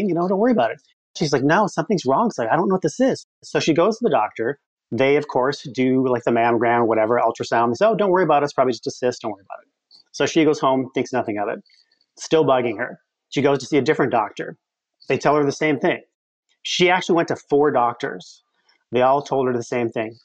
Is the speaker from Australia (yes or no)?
no; Midwest, United States; I'm from the Midwest